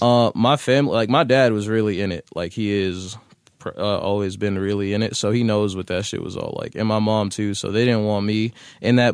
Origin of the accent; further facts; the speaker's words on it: Boston, Massachusetts, United States; Roxbury is where I grew up. I grew up on Warren Street